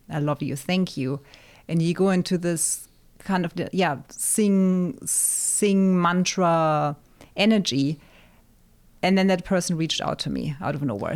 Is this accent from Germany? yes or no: yes; Germany; moved away as an adult; also born or lived in England; now in United States; being born and raised in Germany, my mom being German, my dad being North African